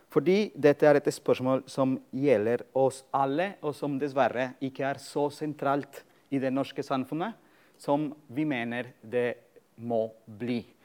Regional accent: Colombia; moved away as an adult; now in Norway; egentlig mitt eh, samfunnsengasjement begynte da jeg var student eh, på et universitet i Colombia. Jeg kommer opprinnelig fra Colombia.

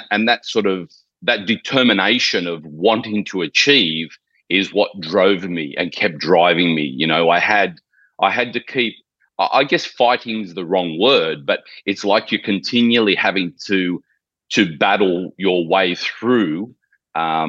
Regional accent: Sydney, New South Wales, Australia; moved away as an adult; now in Gold Coast, Australia; I was born and raised in Sydney, Australia

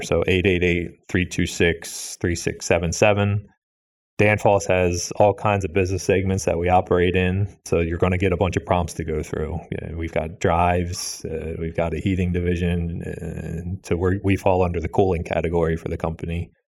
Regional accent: Pennsylvania, United States; I'm from Pennsylvania

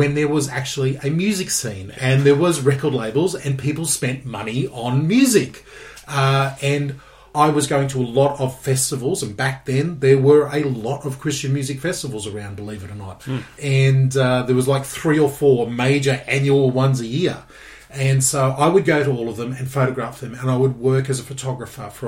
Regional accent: Gold Coast, Queensland, Australia; moved away as an adult; also born or lived in Geelong; I am from the Gold Coast, born and bred Queenslander.

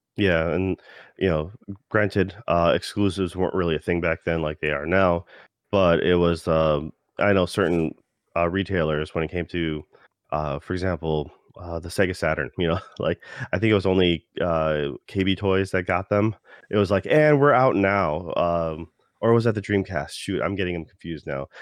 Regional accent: United States; being an American

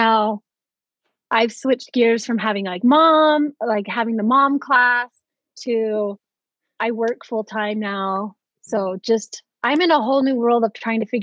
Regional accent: Roy, Utah, United States; moved away; Born and raised in Roy, Utah

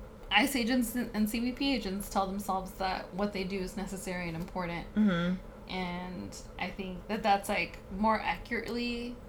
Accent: Bay Area, California, United States; growing up in the Bay Area, we have really nice, like, mountain landscapes.

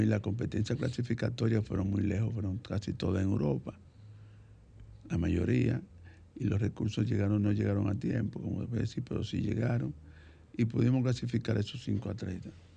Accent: Santo Domingo, Distrito Nacional, Dominican Republic; Nací aquí en Santo Domingo, en el sector populoso de Villa Consuelo, específicamente en la Felipe Vicini Perdomo. Eh, desde muy pequeño estudié en la escuela pública.

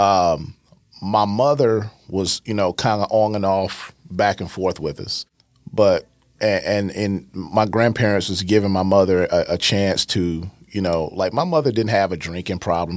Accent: East St. Louis, Illinois, United States; born and raised in East St. Louis

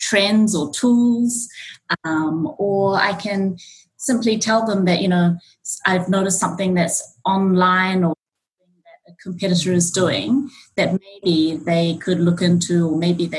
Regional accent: New Zealand; moved away as an adult; also born or lived in Auckland, New Zealand; now in Japan; I was born and brought up in New Zealand, and I've been in Japan now for 17 years

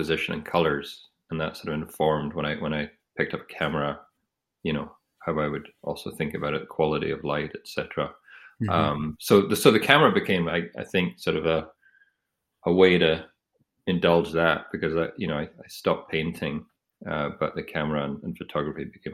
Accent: Edinburgh, Scotland, United Kingdom; also born or lived in Aberdeen; I grew up in Edinburgh, and I did my undergraduate in Aberdeen

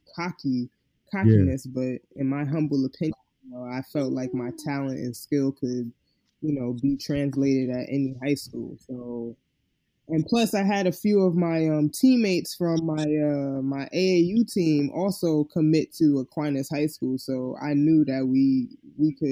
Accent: New York City, New York, United States; I'm from the Bronx

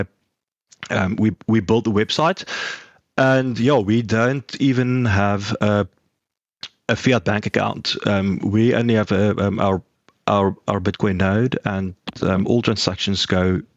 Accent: South Africa; I am from South Africa

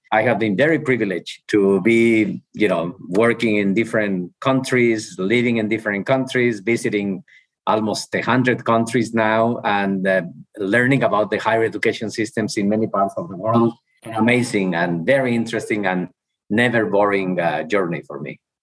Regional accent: Ojuelos, Jalisco, Mexico; English is a second language; moved away as an adult; also born or lived in Mexico City / Massachusetts / Arizona; I'm from Mexico. I'm from a small town in Mexico, Ojuelos, uh, which is the capital of the world. And uh, when I was living in Ojuelos, for me, uh, as a kid

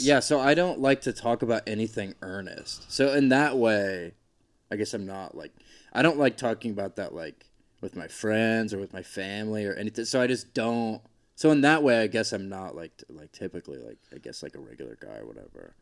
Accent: Georgia, United States; moved away as an adult; also born or lived in Boise, Idaho; I grew up in Georgia

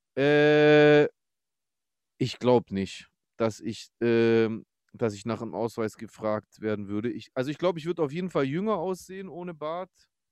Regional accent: Stuttgart, Baden-Württemberg, Germany; als Stuttgarter

